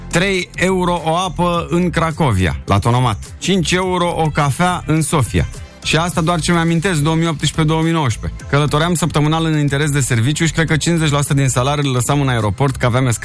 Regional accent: Romania; abia eram venit din România.

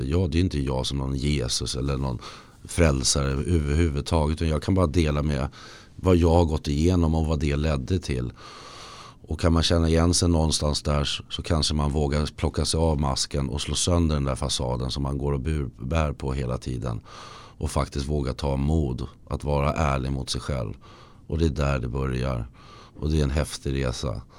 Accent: Lidingö, Stockholm County, Sweden; moved away; jag har flyttat till där jag föddes på Lidingö. Jag är tillbaka där

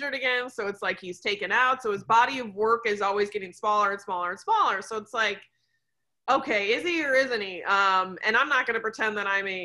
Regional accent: Wisconsin, United States; I'm from Wisconsin

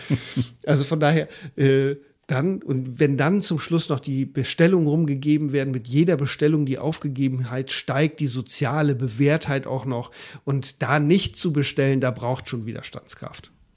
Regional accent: Germany; bei uns in Deutschland

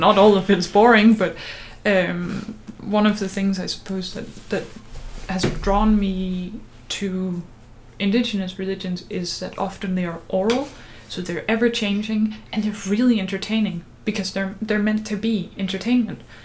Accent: Denmark; as a Danish person

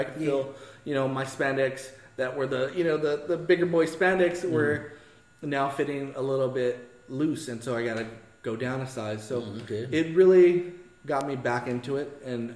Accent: East Los Angeles, California, United States; I grew up in East

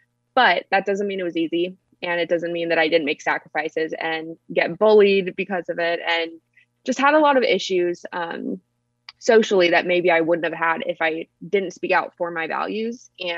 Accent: about an hour east of Los Angeles, California, United States; I grew up in California, like yourself, but I was about an hour east of Los Angeles.

